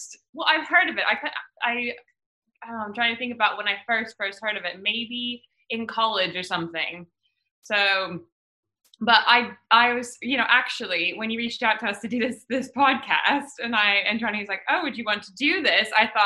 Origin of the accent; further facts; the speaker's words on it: Midwest, United States; moved away as an adult; now in London, United Kingdom; like 30-year-old, like, you know, woman that from the US, like from the, I grew up in the Midwest.